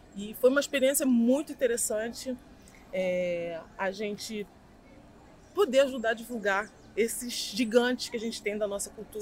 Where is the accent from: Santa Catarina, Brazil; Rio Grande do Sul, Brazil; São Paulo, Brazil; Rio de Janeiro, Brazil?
Rio de Janeiro, Brazil; eu sou nascida e criada aqui em Campo Grande